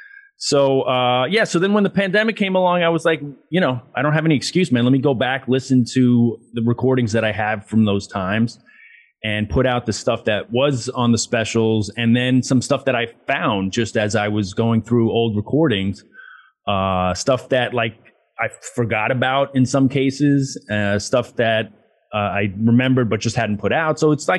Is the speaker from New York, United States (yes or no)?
yes; Queens, New York, United States; cringing at my accent, which is funny. Cause like it's not like I went to finishing school or anything. It's just that over time and getting out of Queens, I guess in traveling a lot, you know, like my accent got tempered a little bit.